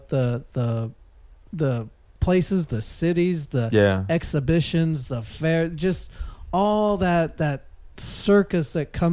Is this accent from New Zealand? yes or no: no; Calgary, Alberta, Canada; moved away as an adult; now in Dublin, Ireland; born and raised in Calgary